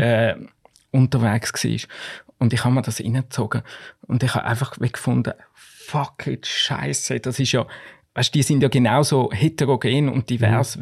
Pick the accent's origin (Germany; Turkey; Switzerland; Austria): Switzerland; als Schweizer